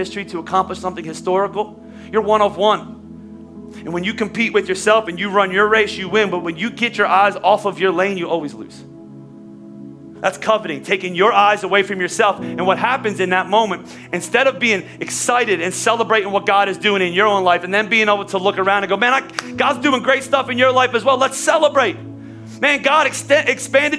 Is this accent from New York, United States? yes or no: no; Philadelphia, Pennsylvania, United States; we're from Philadelphia